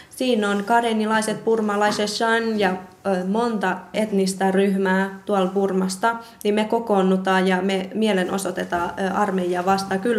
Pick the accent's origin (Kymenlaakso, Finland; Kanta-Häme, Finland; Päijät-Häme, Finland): Kymenlaakso, Finland; Kotka; also born or lived in Thailand; olen Kotkasta ja olen 23-vuotias sairaanhoitaja-opiskelija.